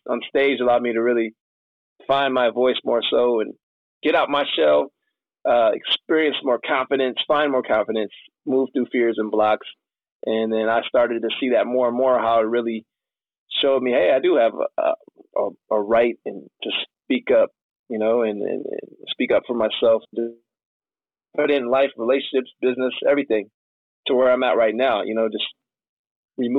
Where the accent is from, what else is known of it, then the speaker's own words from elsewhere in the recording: Michigan, United States; moved away as an adult; also born or lived in San Diego, California; I'm from Michigan, so I grew up here